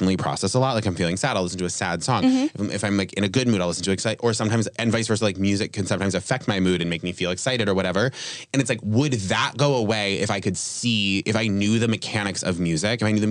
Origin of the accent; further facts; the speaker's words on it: New England, United States; now in New York, United States; I'm from New England